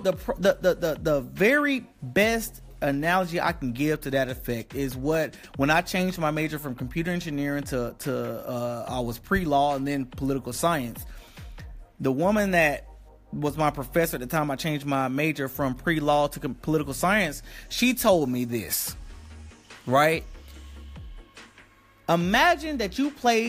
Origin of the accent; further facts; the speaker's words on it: the South, United States; I was raised in the South